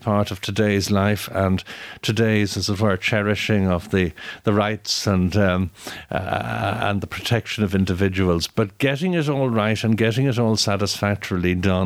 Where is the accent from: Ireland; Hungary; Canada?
Ireland; I'm Irish